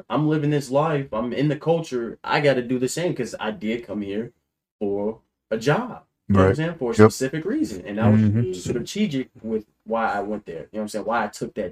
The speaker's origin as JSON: {"language": "English", "town": "Chicago", "region": "Illinois", "country": "United States", "tie": "born or raised there", "said": "I grew up living in Chicago"}